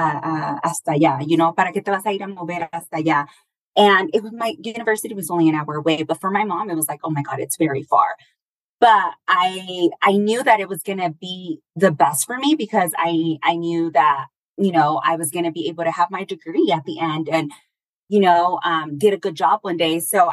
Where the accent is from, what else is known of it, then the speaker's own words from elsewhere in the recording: Stockton, California, United States; now in Michoacán, Mexico; I was born in Stockton, California